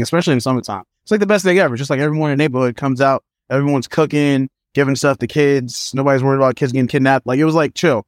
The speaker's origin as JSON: {"language": "English", "town": "New York City", "region": "New York", "country": "United States", "tie": "born or raised there", "also_born_or_lived": "Manhattan, New York", "said": "I had a good time as a kid growing up in Brooklyn"}